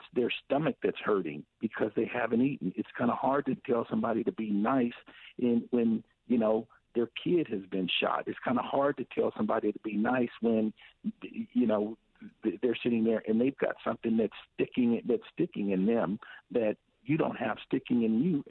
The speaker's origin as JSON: {"language": "English", "area": "Tri-Cities", "region": "Washington", "country": "United States", "tie": "born or raised there", "said": "We grew up over in the Tri-Cities"}